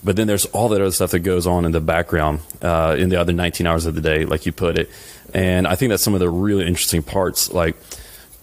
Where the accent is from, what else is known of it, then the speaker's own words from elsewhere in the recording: South Louisiana, United States; we're both from South Louisiana